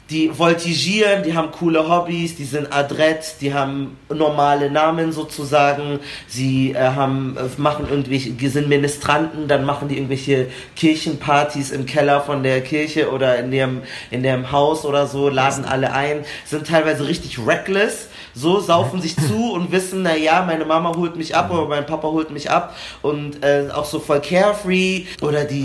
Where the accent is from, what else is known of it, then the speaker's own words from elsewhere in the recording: Munich, Bavaria, Germany; wir haben den Eisbach bei uns in München und dann sind die oft irgendwie nach der Schule da hingegangen und haben da irgendwie gechillt oder so.